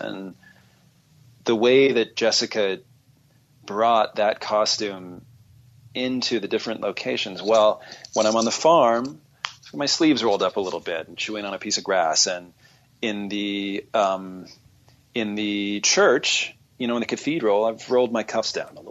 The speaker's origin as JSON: {"language": "English", "region": "Southern California", "country": "United States", "tie": "born or raised there", "said": "growing up in Southern California"}